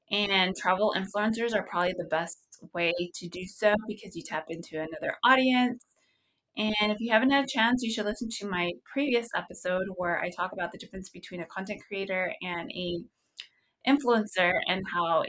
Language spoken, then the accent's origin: English; Visalia, California, United States; So originally, I don't know if you knew, but I'm from Visalia, California. It's a really small town.